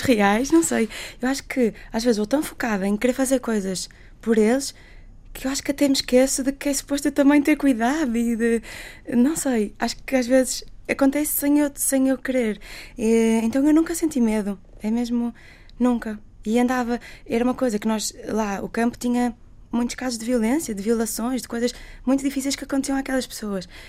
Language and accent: Portuguese; Portugal; eu sou portuguesa, sou médica